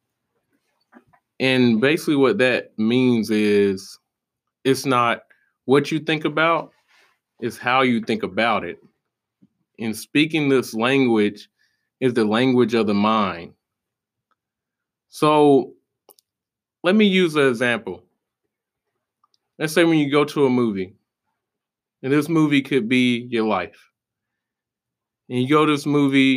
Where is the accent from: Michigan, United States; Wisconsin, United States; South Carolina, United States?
South Carolina, United States; moved away as an adult; I'm originally from South Carolina.